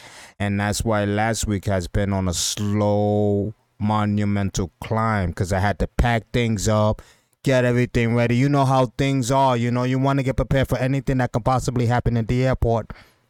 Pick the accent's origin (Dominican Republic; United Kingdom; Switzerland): Dominican Republic; now in Depew, United States; And we're gonna meet over there in Dominican Republic. You know what I mean? And in Punta Cana, that's where we're meeting. You know what I mean? My home country.